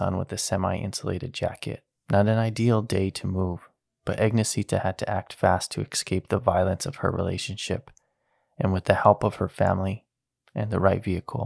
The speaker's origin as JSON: {"language": "English", "region": "New Mexico", "country": "United States", "tie": "born or raised there"}